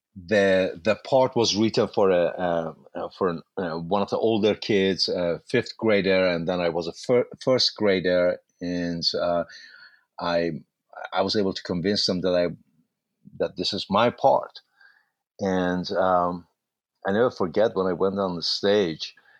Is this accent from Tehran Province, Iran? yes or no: no; Mashhad, Razavi Khorasan, Iran; English is a second language; moved away as an adult; now in United States; I was born in Mashhad, Iran